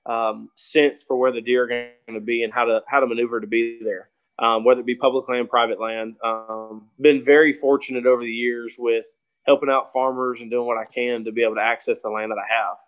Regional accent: Clarksville, Tennessee, United States; also born or lived in Kentucky; we're both from Clarksville, Tennessee.

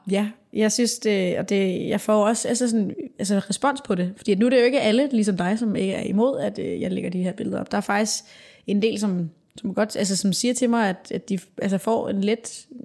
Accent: Denmark; her hjemme i Danmark.

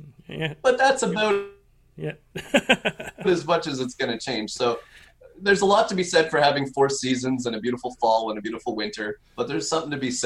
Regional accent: Canada; moved away as an adult; also born or lived in Edmonton, Canada / Montreal, Canada; now in Orlando, United States; I'm originally Canadian. Lived in Edmonton and then Montreal for many years.

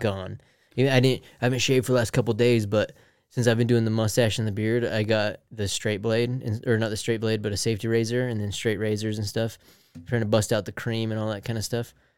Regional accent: Salt Lake City, Utah, United States; We're from Salt Lake

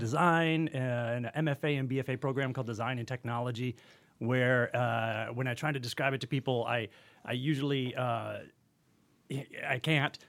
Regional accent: Kalamazoo, Michigan, United States; I'm from Kalamazoo, Michigan

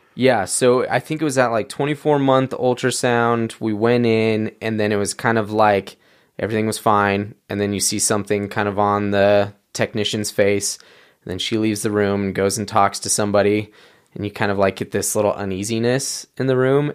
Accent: San Diego, California, United States; moved away as an adult; also born or lived in Orange, California; now in Utah, United States; my family moved down to San Diego when I was about five years old, and that's kind of where I call home, um, more North County

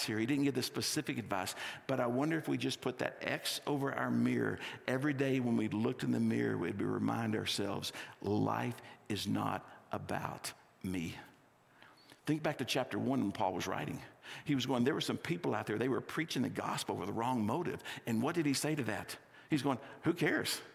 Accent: Texas, United States; also born or lived in California; now in Littleton, United States; I grew up in Texas and I lived in California for 5 years.

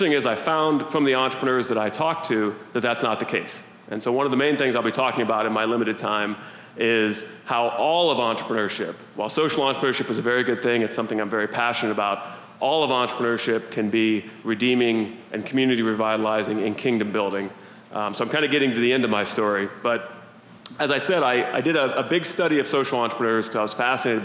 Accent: Youngstown, Ohio, United States; I'm from Northeast Ohio, from kind of the Youngstown area

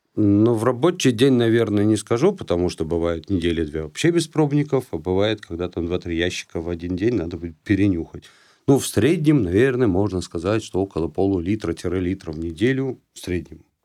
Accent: Saint Petersburg, Russia; moved away; это в Питере было, а, ну, я там часто бывает, моя малая родина

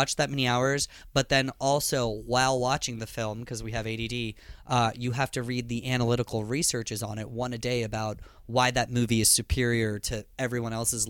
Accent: India; accent: Indian; notify you that I'm pretty white. So that's what I do to disguise myself, you know, from having my Indian accent.

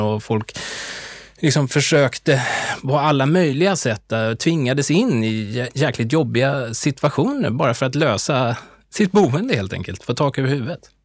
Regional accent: Stockholm, Stockholm County, Sweden; also born or lived in United States; jag är ju uppväxt i Stockholm

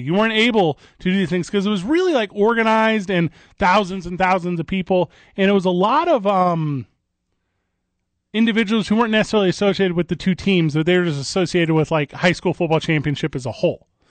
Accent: Illinois side of the St. Louis area, United States; moved away; I grew up, the Mississippi River separates these two states, Illinois and Missouri. And I grew up on the Illinois side.

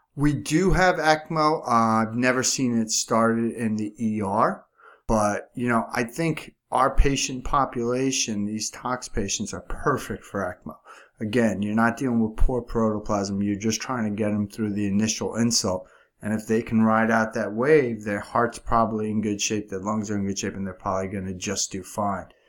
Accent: New York, United States; accent: New York; my accent's clearly from New York

